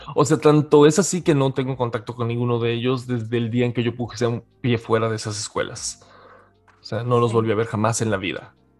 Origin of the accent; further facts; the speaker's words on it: Mérida, Yucatán, Mexico; soy Originario de Mérida, Yucatán